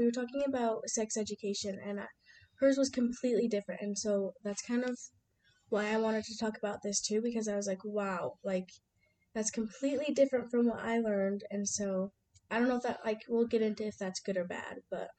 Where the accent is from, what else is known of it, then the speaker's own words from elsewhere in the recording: Vernal, Utah, United States; I grew up in Vernal, Utah